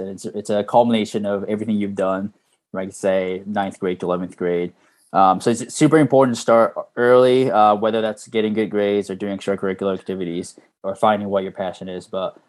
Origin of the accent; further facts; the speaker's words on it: United States; now in Japan; I was born in Japan, grew up here until third grade, and then moved to the U.S.